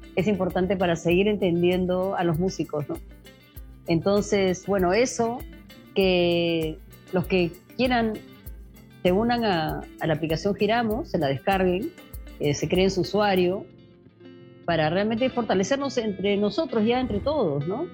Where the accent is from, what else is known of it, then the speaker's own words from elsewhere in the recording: Lima, Peru; yo soy limeña y mi experiencia más fuerte es en Lima